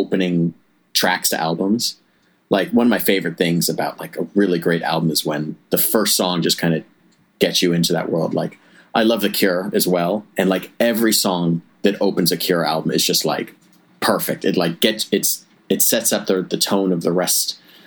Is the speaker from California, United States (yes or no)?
yes; Los Angeles, California, United States; I grew up in Los Angeles